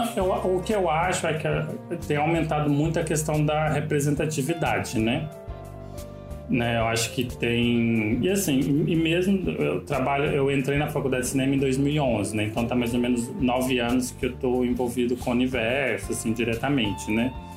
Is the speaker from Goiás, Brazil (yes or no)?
yes; Catalão, Goiás, Brazil; moved away as an adult; also born or lived in Rio de Janeiro; eu nasci em Catalão, né? Eu morei lá até meus 26 anos de idade